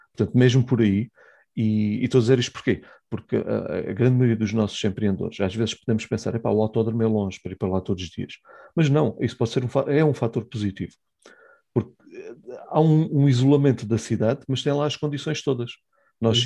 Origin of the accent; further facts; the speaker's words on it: Algarve, Portugal; Estamos no Algarve, né? somos algarvios